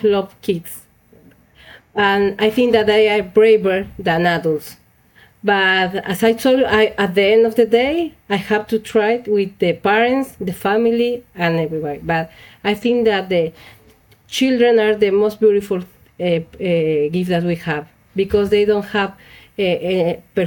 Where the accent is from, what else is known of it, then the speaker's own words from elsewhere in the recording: Bolivia; now in Buenos Aires, Argentina; I was born in Bolivia, but I have been living in Buenos Aires, Argentina for 70 years